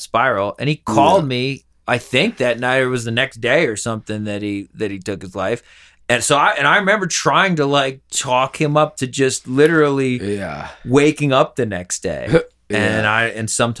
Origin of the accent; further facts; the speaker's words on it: Pennsylvania, United States; now in Colorado, United States; Pennsylvania, we're not as bad